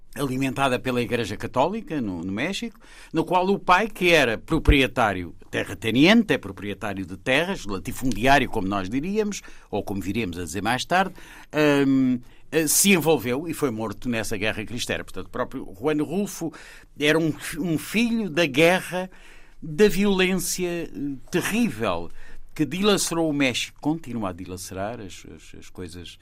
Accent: Portugal; eu sou português

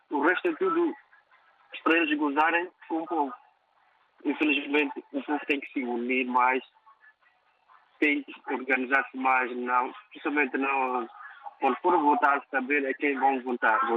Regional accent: Mozambique; now in London, United Kingdom; eu, como moçambicano

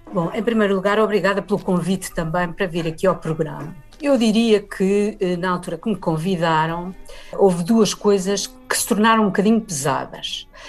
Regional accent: Portugal; no país onde cresci

